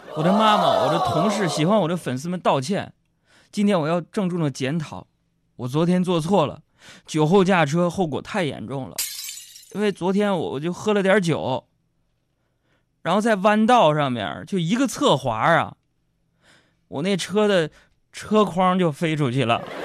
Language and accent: Chinese; China; 我身为一个中国人，我感到骄傲